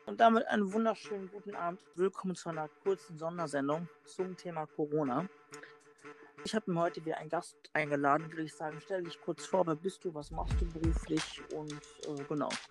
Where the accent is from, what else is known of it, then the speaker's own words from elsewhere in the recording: North Macedonia; now in Germany; ich komme aus Mazedonien, nur aus dem Balkan.